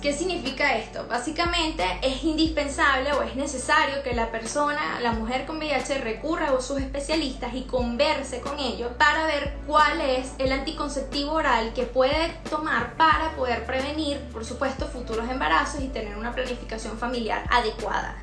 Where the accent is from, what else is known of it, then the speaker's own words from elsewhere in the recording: Venezuela; si somos venezolanos